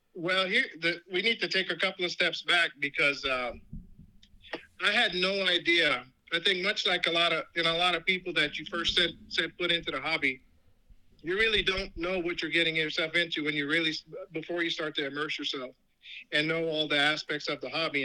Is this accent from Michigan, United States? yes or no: no; New York, United States; I grew up in New York